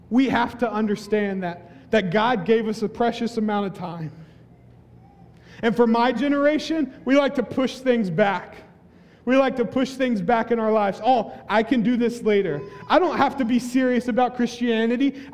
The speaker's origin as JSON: {"language": "English", "region": "the Bible Belt", "country": "United States", "said": "We, we, I'm from the Bible Belt, y'all."}